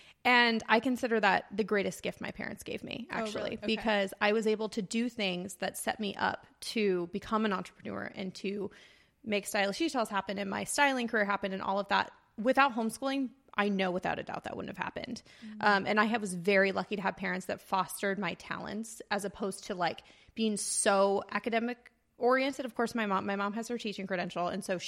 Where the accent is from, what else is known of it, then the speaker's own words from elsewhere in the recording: Banning, California, United States; born there; also born or lived in Orange County, California; Yeah, I was born, I don't like to say born and raised in Orange County because I was actually born right outside of Palm Springs in this really great town called Banning, California. So I was born there and then we moved several times.